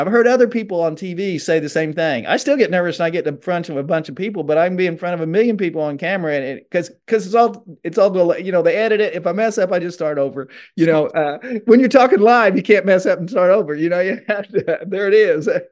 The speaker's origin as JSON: {"language": "English", "town": "Benton", "region": "Illinois", "country": "United States", "tie": "born or raised there", "moved": "as an adult", "lives_now": "Osceola, Georgia, United States", "said": "I'm an Illinois boy. I lived in s-, Southern Illinois for forty-eight years"}